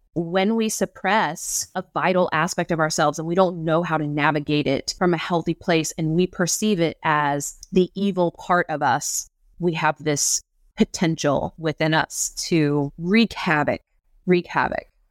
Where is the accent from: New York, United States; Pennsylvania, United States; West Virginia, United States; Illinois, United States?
West Virginia, United States; Southern; growing up in Southern West Virginia